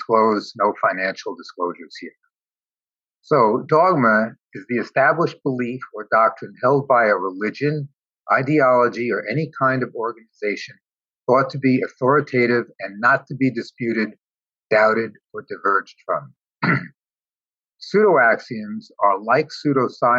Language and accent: English; New York City, New York, United States; moved away as an adult; now in California, United States; I was born in New York City, came to California 39 years ago, and have been here since.